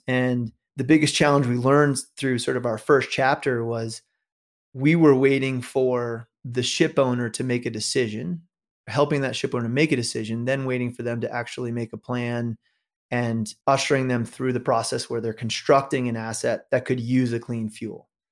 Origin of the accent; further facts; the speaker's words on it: New York, United States; I grew up in New York